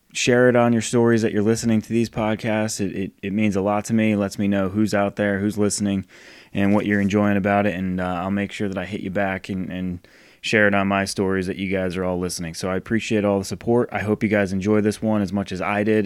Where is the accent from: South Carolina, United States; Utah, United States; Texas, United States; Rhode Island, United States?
Rhode Island, United States; now in Charlotte, United States; I grew up in Rhode Island, moved down here to Charlotte.